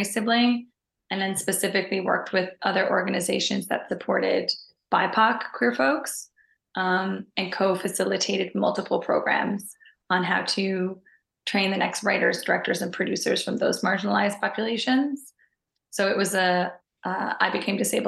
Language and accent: English; Newfoundland and Labrador, Canada; moved away as an adult; also born or lived in Halifax, Nova Scotia; now in Toronto, Canada; I'm originally from Newfoundland, Canada